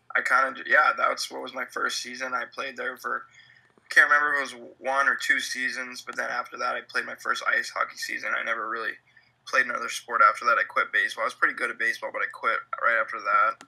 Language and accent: English; California, United States; moved away as an adult; also born or lived in Glens Falls, New York; I am from California